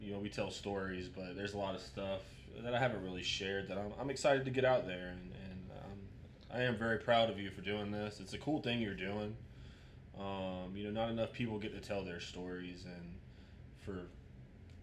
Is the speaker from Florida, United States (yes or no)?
yes; Jacksonville, Florida, United States; Grew up, born and raised in Jacksonville, Florida